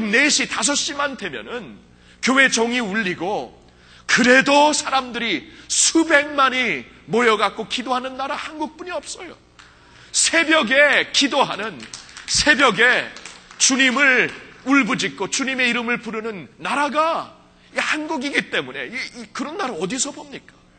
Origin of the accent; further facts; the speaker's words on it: United States; 저는 미국에서 자랐기 때문에